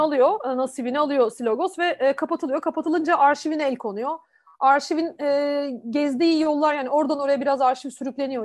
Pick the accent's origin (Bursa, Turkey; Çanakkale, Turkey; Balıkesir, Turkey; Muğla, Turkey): Balıkesir, Turkey; Susurluk; moved away as an adult; also born or lived in İzmir / Ankara; now in Istanbul, Turkey; Balıkesirliyim, Susurlukluyum hatta. Ee, orada doğdum. Ya orada doğmadım, İzmir'de doğdum ama orada büyüdüm.